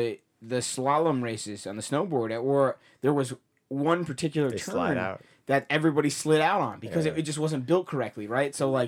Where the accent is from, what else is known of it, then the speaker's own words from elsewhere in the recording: New Jersey, United States; I grew up in New Jersey. I learned to snowboard in New Jersey